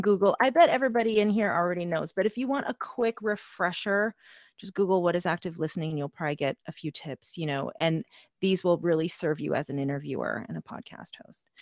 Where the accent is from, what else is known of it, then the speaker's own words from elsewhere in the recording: Canada; I am Canadian, I am urban